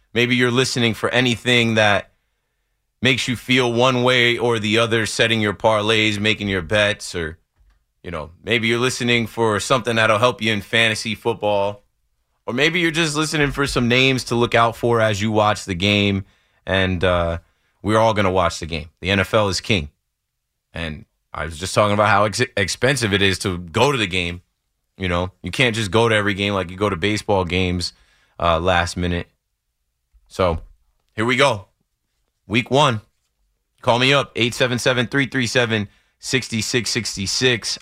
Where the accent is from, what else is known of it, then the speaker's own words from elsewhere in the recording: Ocean Township, New Jersey, United States; I grew up in Ocean Township